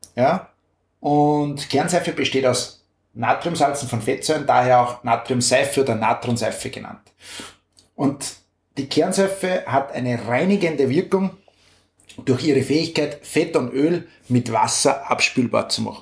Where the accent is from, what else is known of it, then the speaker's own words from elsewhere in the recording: Upper Austria, Austria; bei uns in Oberösterreich